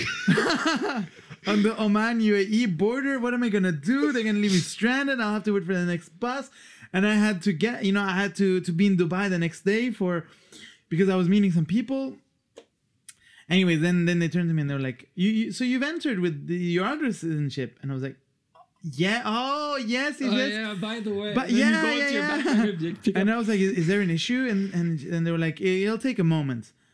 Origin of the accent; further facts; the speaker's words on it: Luxembourg; moved away as an adult; also born or lived in Switzerland / Iran (ancestry); now in Australia; I grew up in Luxembourg, but I don't fully feel Luxembourgish